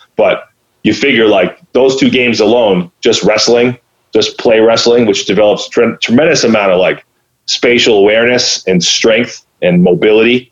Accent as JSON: {"language": "English", "town": "Clinton", "region": "Massachusetts", "country": "United States", "tie": "born or raised there", "said": "I grew up here in Clinton, Mass"}